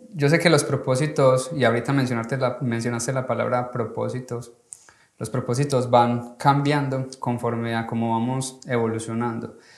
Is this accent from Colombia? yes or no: yes; Colombia; now in United States; como latino y sobre todo como colombiano